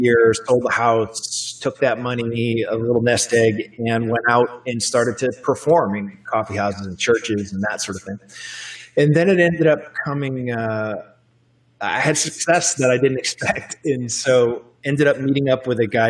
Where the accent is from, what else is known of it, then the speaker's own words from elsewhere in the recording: Manchester, New Hampshire, United States; I grew up in Manchester, New Hampshire